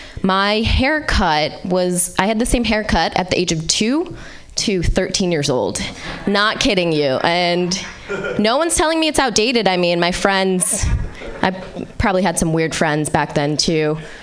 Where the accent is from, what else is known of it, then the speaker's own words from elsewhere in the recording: Vermont, United States; moved away as an adult; also born or lived in Boston; now in California, United States; But I'm originally from Vermont, born and raised.